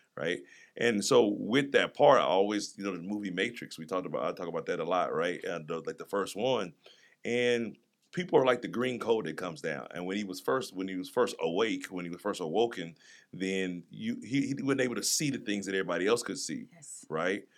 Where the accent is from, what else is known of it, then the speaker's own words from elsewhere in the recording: East St. Louis, Illinois, United States; also born or lived in Kansas City; now in Jacksonville, United States; I grew up in East St. Louis and, mm-hmm. and Kansas City